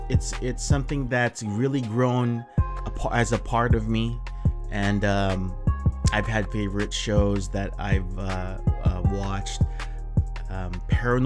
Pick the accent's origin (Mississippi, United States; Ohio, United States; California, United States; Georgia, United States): California, United States; Southern; So I'm here from Southern California, pretty much born and raised here